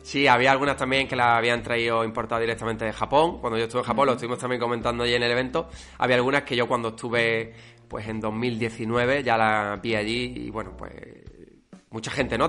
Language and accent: Spanish; Málaga, Andalusia, Spain; los dos somos de Málaga.